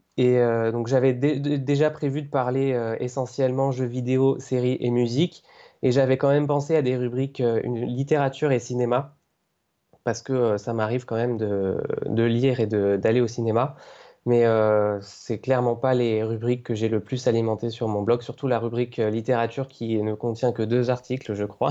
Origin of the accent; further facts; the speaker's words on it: Cévennes, near Montpellier, Occitania, France; moved away as an adult; also born or lived in Paris region; now in Paris, France; je suis en région parisienne depuis un an maintenant et avant ça j'étais chez mes parents du côté de Montpellier dans les Cévennes